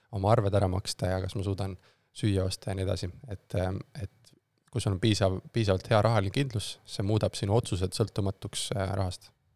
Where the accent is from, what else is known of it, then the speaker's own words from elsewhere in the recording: Tartu, Tartu County, Estonia; moved away as an adult; also born or lived in Tallinn; ma olen siis äh, Tartust äh, pärit, äh, Tartus kasvanud, sündinud ja koolis käinud kuni siis gümnaasiumi lõpuni